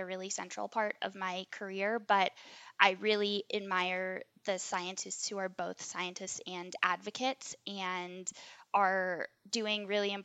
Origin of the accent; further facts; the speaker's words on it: New Mexico, United States; moved away as an adult; also born or lived in East Coast; now in Colorado, United States; growing up in New Mexico, like, 20% humidity